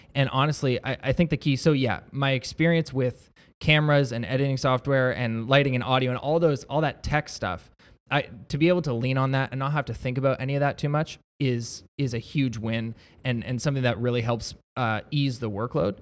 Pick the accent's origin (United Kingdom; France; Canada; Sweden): Canada; Niagara-on-the-Lake, Ontario; I was born and raised in Niagara on the Lake, but my wife and I bought a house in Niagara Falls